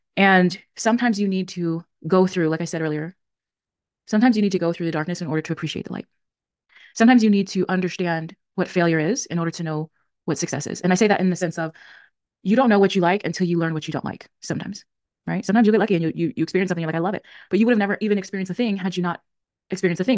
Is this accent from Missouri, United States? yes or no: no; California, United States; also born or lived in Tennessee; I'm back in my home state, which is California